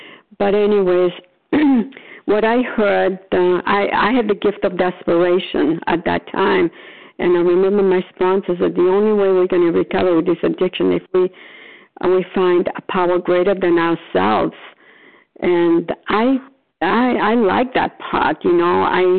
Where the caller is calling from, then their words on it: Florida, United States; Oh, recovered compulsive overeater. I'm calling from Florida.